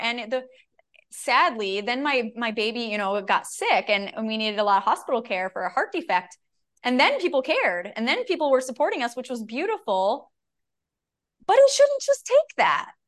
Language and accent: English; Minnesota, United States; I'm a Minnesotan